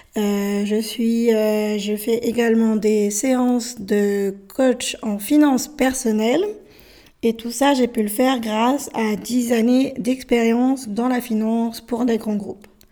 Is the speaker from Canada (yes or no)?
no; France; also born or lived in Bolivia; Je suis française, mais je suis née en Bolivie. J'ai été adoptée à l'âge de 13 mois, mois dans, ce pays qui se situe au milieu de l'Amérique du Sud et je suis arrivée en France